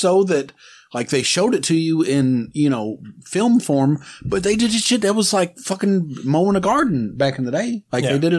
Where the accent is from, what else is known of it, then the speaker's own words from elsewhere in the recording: Kentucky, United States; also born or lived in Dallas, Texas; Like I lived in Dallas for a year. And people, where are you from? You know, I'm like, Kentucky.